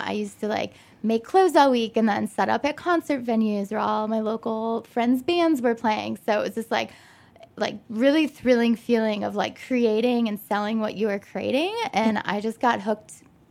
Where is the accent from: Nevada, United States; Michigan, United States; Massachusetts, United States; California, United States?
Michigan, United States; Detroit; moved away as an adult; also born or lived in New York; now in Chicago, United States; I'm originally from Detroit suburbs.